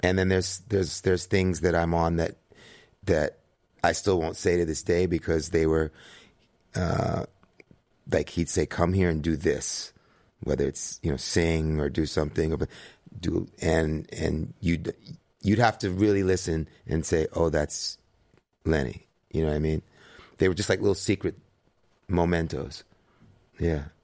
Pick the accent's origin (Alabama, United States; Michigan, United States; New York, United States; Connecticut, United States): New York, United States; New York City; growing up in New York City with my mom in the seventies